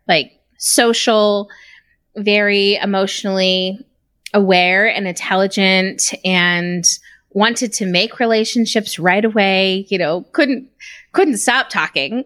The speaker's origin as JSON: {"language": "English", "town": "Reno", "region": "Nevada", "country": "United States", "tie": "born or raised there", "moved": "yes", "lives_now": "Utah, United States", "said": "I'm originally from Reno, Nevada. I grew up there, went to school. I moved back and forth from he, there in Utah kinda throughout my youth"}